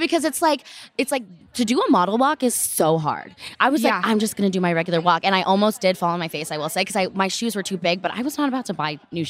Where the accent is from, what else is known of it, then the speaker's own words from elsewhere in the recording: Texas, United States; now in California, United States; I'm from Texas.